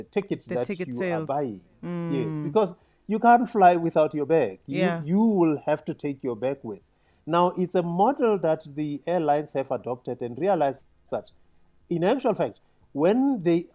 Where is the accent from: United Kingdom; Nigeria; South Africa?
South Africa